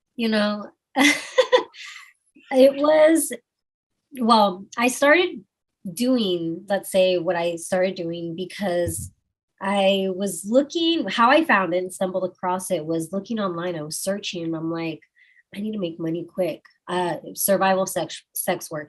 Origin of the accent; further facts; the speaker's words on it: Austin, Texas, United States; I'm from Austin, Texas, and we keep it weird